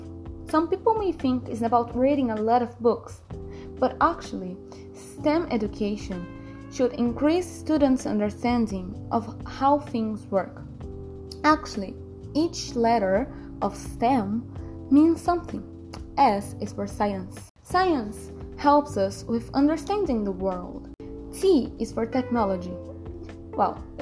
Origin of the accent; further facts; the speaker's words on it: Brazil; I'm from Brazil, I'm 16 years old